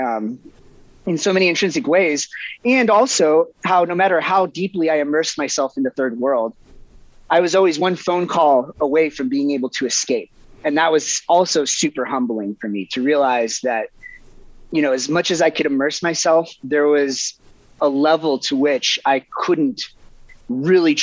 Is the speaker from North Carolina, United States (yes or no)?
yes; Eastern North Carolina, United States; moved away; I grew up in Eastern North Carolina.